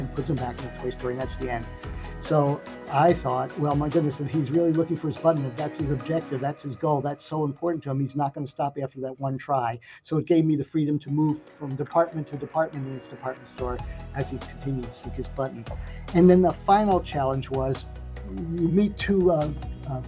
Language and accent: English; Lancaster, Pennsylvania, United States; when I was first working at this theater in my hometown, where I live now in Lancaster, Pennsylvania